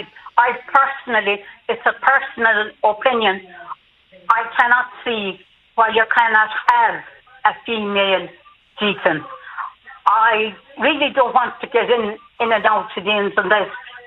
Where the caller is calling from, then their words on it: Munster, Ireland; I'm from the Diocese of Killaloe, and I know that there are a number of ministers, both lay and female, that are commissioned to work within the diocese.